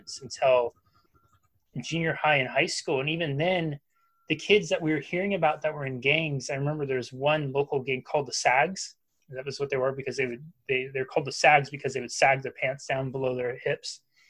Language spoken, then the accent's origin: English; Humboldt County, Northern California, United States; I grew up in Northern California, which is, I think it's still called the Emerald Triangle. It's Humboldt County